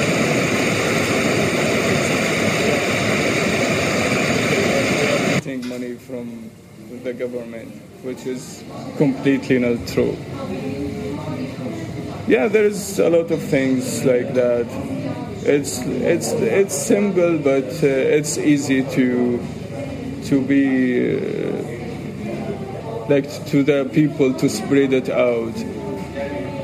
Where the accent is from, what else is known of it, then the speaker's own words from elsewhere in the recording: Syria; now in Turkey; I'm from Syria